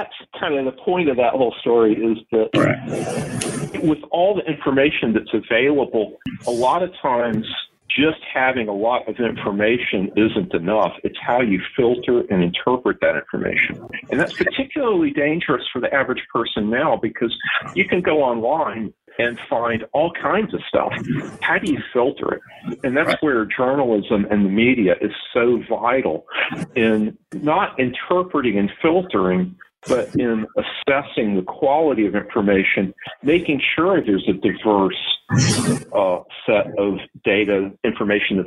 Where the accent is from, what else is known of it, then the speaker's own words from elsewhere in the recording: North Carolina, United States; also born or lived in Seymour Johnson Air Force Base, North Carolina; now in Savannah, United States; growing up in North Carolina with the mountains and the rocks